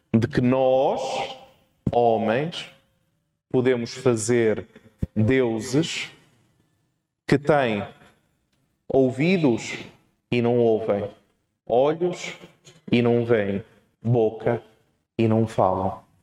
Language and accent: Portuguese; Portugal; sou português e, portanto, vou falar um português esquisito.